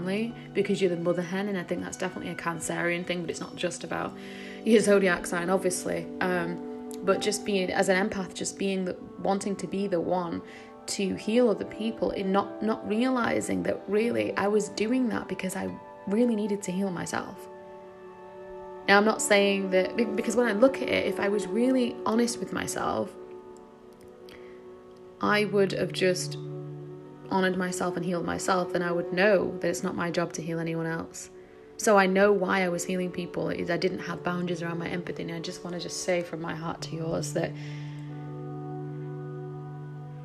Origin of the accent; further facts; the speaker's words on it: England, United Kingdom; being raised in England